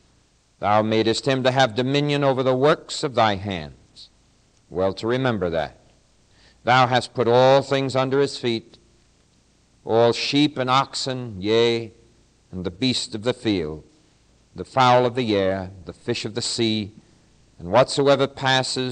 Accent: United States; I'm an American

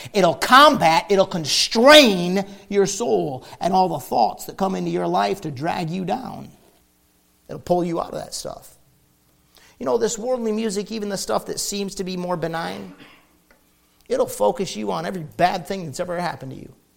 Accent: near Detroit, Michigan, United States; I grew up near Detroit, Michigan

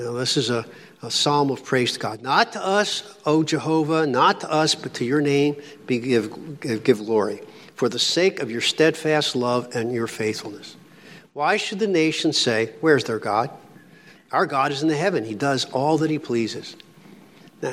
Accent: Philadelphia, Pennsylvania, United States; Coming from Philly, I was born in Philly, raised in Philly, lived there

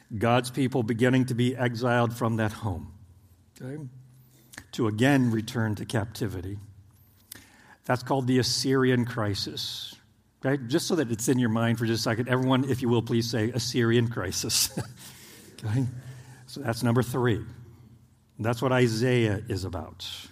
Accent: Oklahoma, United States; born or raised there; moved away as an adult; now in Indiana, United States

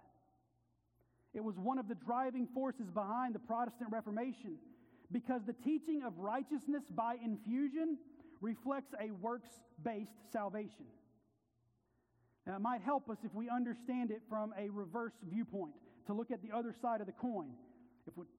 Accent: the South, United States; I grew up in the South

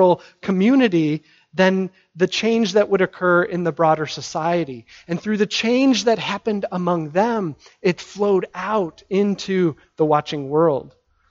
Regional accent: United States; as American Christians

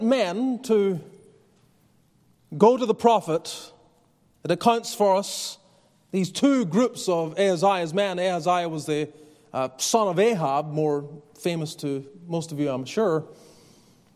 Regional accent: Northern Ireland, United Kingdom; moved away; I grew up in Northern Ireland

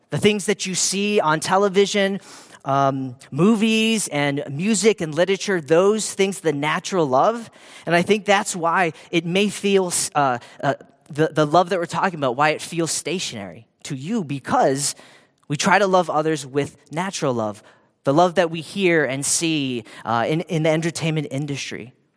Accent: Hawaii, United States; I grew up in Hawaii

